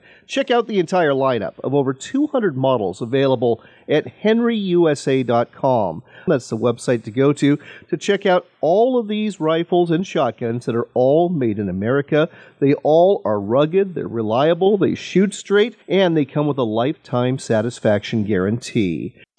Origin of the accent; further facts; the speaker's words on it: Washington, United States; my home state of Washington